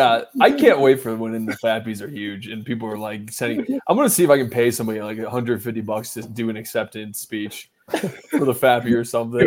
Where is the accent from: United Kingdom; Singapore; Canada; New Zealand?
Canada; I'm from Canada, somewhere in Canada.